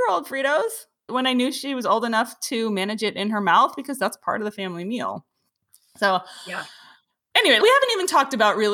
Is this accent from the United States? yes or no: yes; East Coast, United States; I grew up on the East Coast.